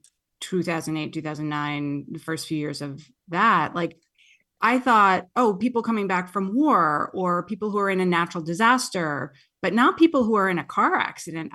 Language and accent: English; New Jersey, United States; moved away as an adult; also born or lived in Queens, New York; now in California, United States; I'm from Jersey. I was born in Queens